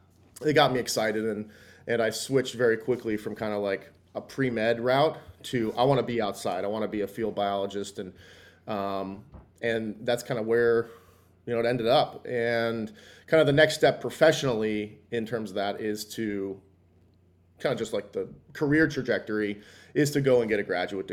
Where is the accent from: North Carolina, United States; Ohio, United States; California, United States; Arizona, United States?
Arizona, United States; also born or lived in New York / New Jersey; So I grew up, kind of moved around. I grew up like when I was really young back in New York, moved to New Jersey. Then my mom got transferred out to Arizona. So kind of from when I was like 9 or 10 in Arizona up through high school